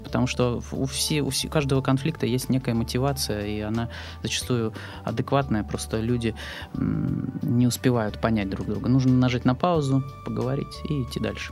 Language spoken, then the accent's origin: Russian; Novokuznetsk, Kemerovo Oblast, Russia; moved away as an adult; now in Saint Petersburg, Russia; У меня была изначально моя театральная студия в родном городе, откуда я приехал в Петербург. А, в городе Новокузнецке